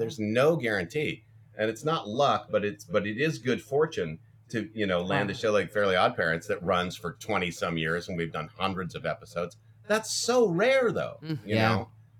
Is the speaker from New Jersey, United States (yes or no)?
no; Ferndale, Washington, United States; moved away; also born or lived in Los Angeles; But I'm from a small town. I grew up in Ferndale, Washington, and that had like 4,400 people